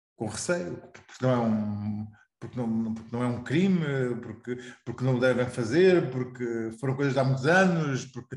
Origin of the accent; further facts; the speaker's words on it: Portugal; como português